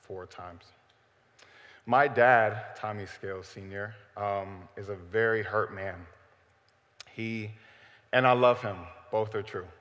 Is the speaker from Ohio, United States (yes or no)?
yes; Cleveland, Ohio, United States; I am from Cleveland, Ohio, born and raised